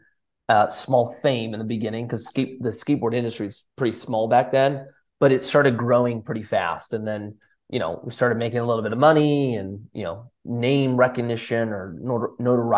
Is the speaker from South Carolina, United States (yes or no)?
no; Southern California, United States; Born and raised in Southern California